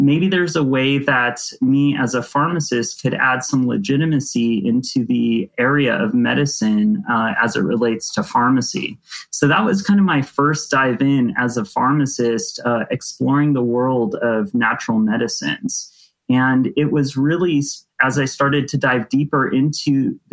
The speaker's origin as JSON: {"language": "English", "town": "Santa Clarita", "region": "California", "country": "United States", "tie": "born or raised there", "said": "I grew up in Southern California in a suburb called Santa Clarita"}